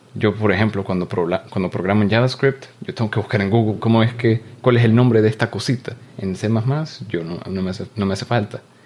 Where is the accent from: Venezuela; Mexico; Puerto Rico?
Venezuela; moved away